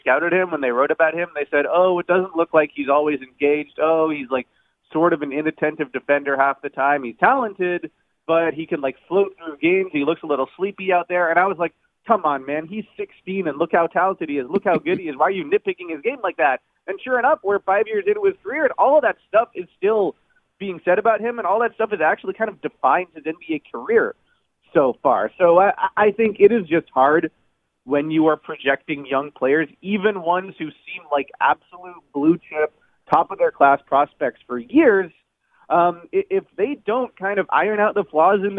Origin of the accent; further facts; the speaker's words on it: Toronto, Ontario, Canada; I'm from Toronto